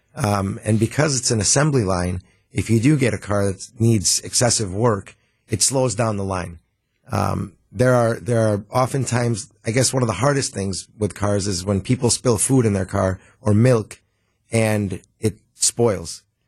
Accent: Milwaukee, Wisconsin, United States; born and raised in Milwaukee.

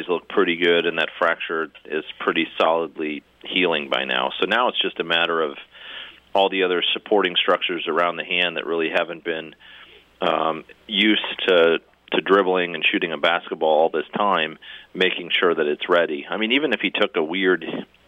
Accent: Minnesota, United States; moved away; I grew up in Minnesota. I played hockey my whole life.

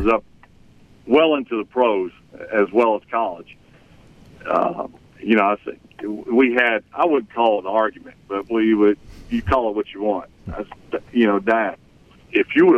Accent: Mississippi, United States; moved away; growing up in Mississippi

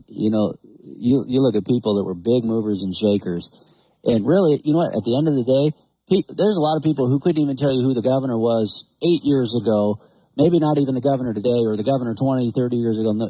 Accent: Montana, United States; I'm just from Montana.

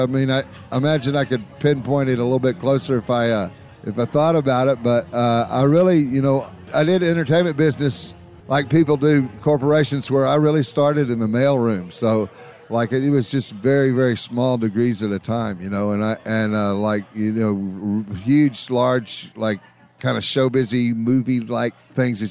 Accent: George West, Texas, United States; we came from George West, Texas

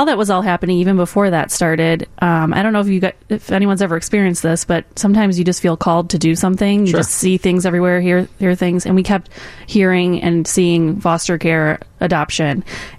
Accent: Illinois, United States; I'm from the Northwest Suburbs.

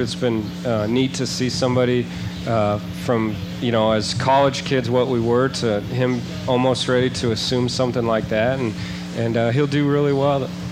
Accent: Seattle, Washington, United States; moved away as an adult; now in Indianapolis, United States; I grew up in Seattle for the most part, but um, Indianapolis uh, is really you know more of a home now

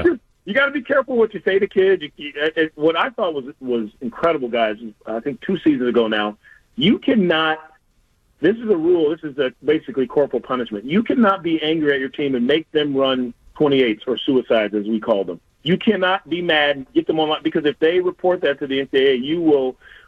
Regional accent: Seattle, Washington, United States; growing up in Seattle.

